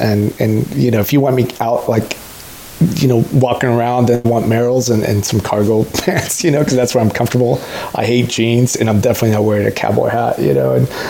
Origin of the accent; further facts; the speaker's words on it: Mexico City, Mexico; born there; I was born in Mexico City, and I'm all about people chasing their dreams